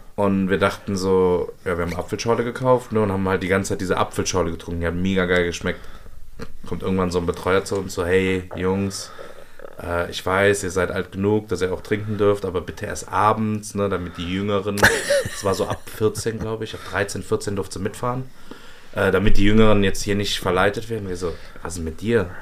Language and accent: German; Cologne, North Rhine-Westphalia, Germany; Als Kölner